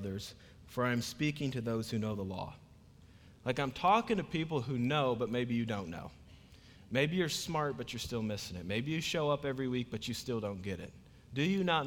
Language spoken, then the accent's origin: English; Iowa, United States; moved away; I'm originally from Iowa